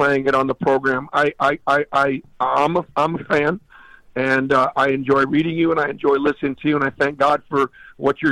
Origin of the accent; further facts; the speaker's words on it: Boston, Massachusetts, United States; moved away as an adult; also born or lived in Stanford, California; now in Alabama, United States; I grew up in Boston